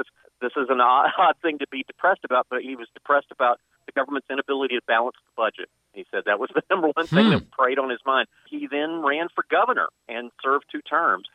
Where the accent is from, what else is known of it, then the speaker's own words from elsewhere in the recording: Pensacola, Florida, United States; I'm from Pensacola